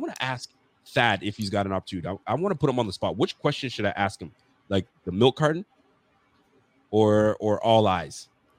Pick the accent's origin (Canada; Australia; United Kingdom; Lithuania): Canada; So Carl, in Canada, certain parts of Canada, we don't do jugs.